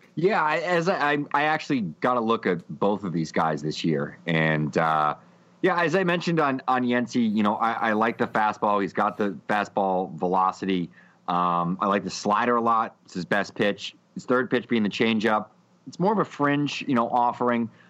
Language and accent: English; near Pawtucket, Rhode Island, United States; I grew up right near Pawtucket